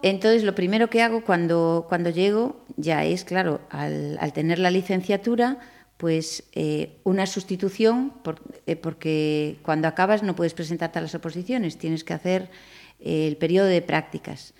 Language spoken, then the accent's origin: Spanish; Pontevedra, Galicia, Spain; also born or lived in Madrid; me quería venir para Pontevedra porque era mi tierra